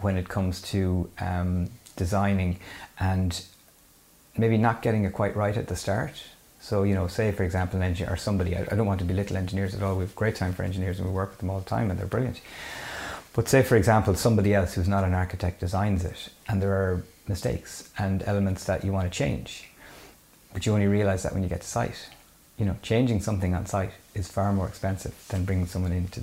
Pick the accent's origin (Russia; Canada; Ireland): Ireland; Mayo, Connacht; I'm from Mayo